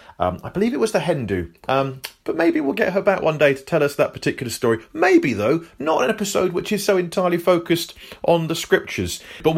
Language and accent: English; South West England, United Kingdom; See, I'm technically Cornish, but I haven't got an accent.